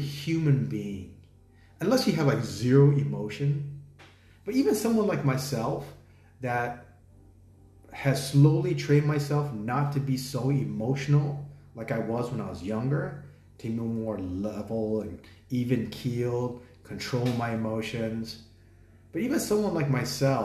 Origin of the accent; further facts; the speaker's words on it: United States; now in Thailand; I'm American